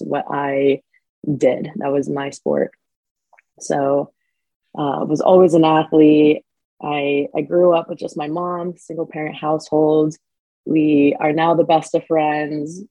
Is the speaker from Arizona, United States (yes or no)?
yes; Phoenix, Arizona, United States; moved away as an adult; now in San Diego, United States; I'm from Phoenix, Arizona. Lived there my entire life up until the last few years. I moved to San Diego. Growing up in Phoenix